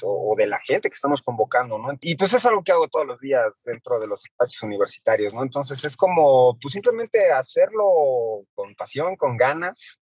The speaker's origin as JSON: {"language": "Spanish", "country": "Mexico", "said": "nos pesa mucho como mexicanos"}